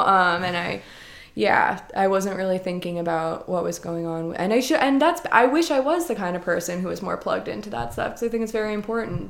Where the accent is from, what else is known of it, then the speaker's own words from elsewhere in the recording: New Jersey, United States; moved away as an adult; also born or lived in Rhode Island; I grew up in New Jersey